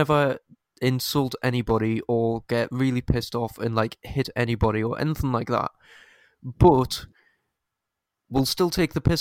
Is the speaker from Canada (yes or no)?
no; United Kingdom; we're British